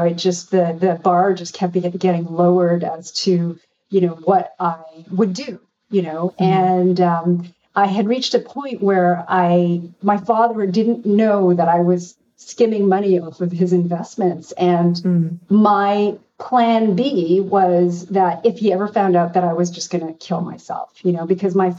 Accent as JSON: {"language": "English", "country": "Canada", "tie": "born or raised there", "said": "I'm from a Korean family. It was very much about becoming a marriageable girl, even though I grew up in Canada"}